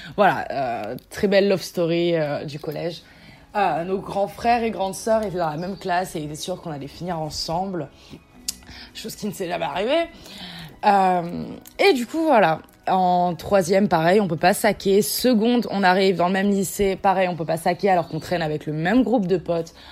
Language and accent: French; south of France, France; je viens du sud de la France, j'ai 19 ans